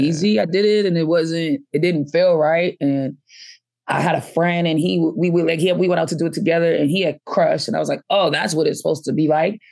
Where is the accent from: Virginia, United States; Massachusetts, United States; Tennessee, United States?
Massachusetts, United States; Boston; also born or lived in Atlanta; I grew up in Boston, and then I moved to Atlanta for a little while, like, uh, college age, and then, um, came back to Boston.